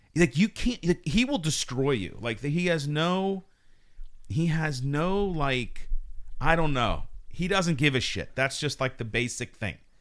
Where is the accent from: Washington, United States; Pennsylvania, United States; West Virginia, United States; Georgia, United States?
Pennsylvania, United States; Pittsburgh; moved away; also born or lived in New York; we're all from Pittsburgh.